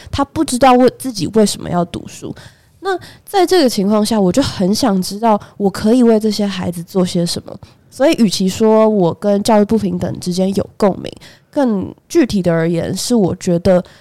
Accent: Taipei, Taiwan; 我本人是土生土长台北人

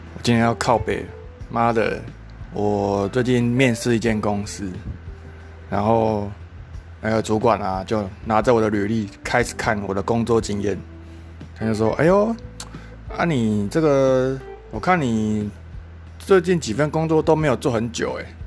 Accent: Kaohsiung, Taiwan; also born or lived in Taipei / Australia; 因为那个时候就我是高雄的，他是关，高雄的传统产业啊，那我是里面唯一一个，唯一一个资讯人员

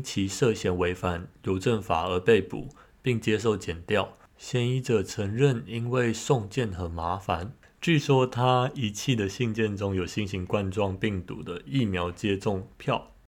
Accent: Taiwan; 我身为台湾人，我也想要准时下班

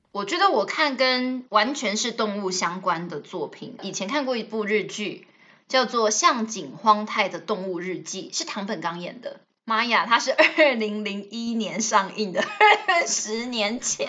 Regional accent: Taiwan; first language Taiwanese Hokkien; Chinese is a second language; 我一开始只会讲台语，所以我的母语算是台语

